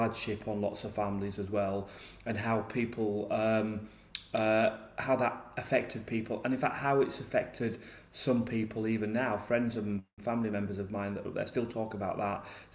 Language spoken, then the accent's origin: English; Yorkshire and the Humber, United Kingdom; I grew up in South Yorkshire in a small mining village